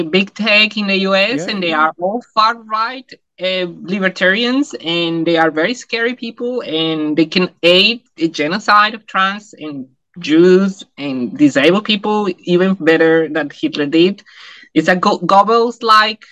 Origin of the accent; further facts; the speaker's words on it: Bogotá, Colombia; English is a second language; moved away as an adult; also born or lived in Taiwan / Hong Kong; now in New Zealand; when I was growing up in Colombia